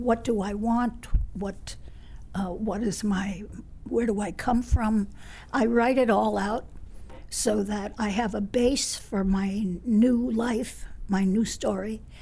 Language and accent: English; New York City, New York, United States; I grew up on Riverside Drive